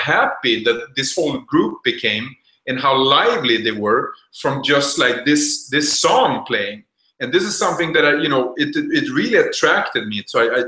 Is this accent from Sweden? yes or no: yes; Sweden; English is a second language; moved away as an adult; also born or lived in United States; now in Brazil; I grew up then in Sweden